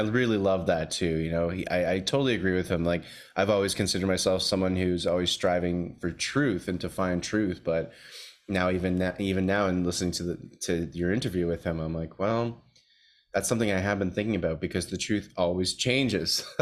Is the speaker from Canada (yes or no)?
yes; Toronto, Ontario, Canada; moved away; I'm back visiting my hometown of Toronto, Canada here